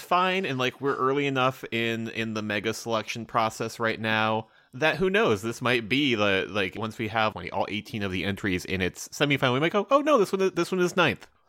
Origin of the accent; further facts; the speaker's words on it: United States; I'm an American